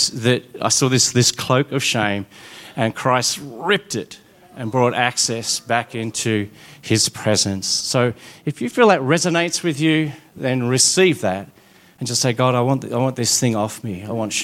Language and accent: English; Smithton, Tasmania, Australia; I grew up in Smithton, actually in Mellor, which is even more remote than Smithton.